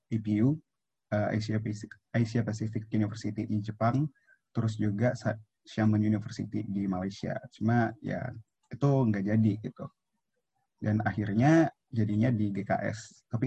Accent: Palembang, South Sumatra, Indonesia; aku kan dari Palembang nih, jadi aku nggak boleh kuliah uh, kuliah di luar dari Palembang gitu

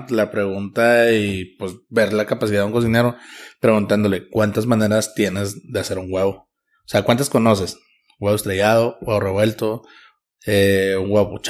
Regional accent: Oaxaca de Juárez, Oaxaca, Mexico; moved away; En Oaxaca, yo soy de Oaxaca.

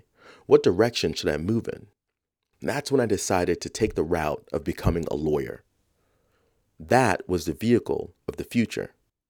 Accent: Bronx, New York, United States; the house I grew up in the South Bronx when I was 7

